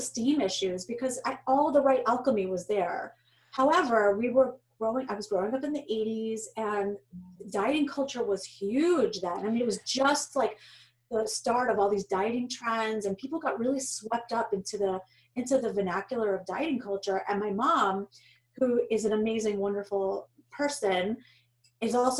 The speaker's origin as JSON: {"language": "English", "region": "New York", "country": "United States", "tie": "born or raised there", "moved": "as an adult", "lives_now": "Boston, United States", "said": "I was born in New York"}